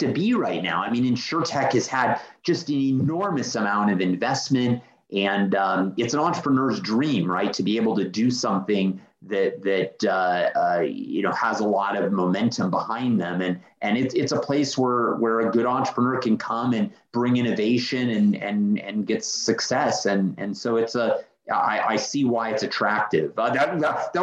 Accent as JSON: {"language": "English", "region": "California", "country": "United States", "tie": "born or raised there", "said": "I'm a kid from California that grew up around technology"}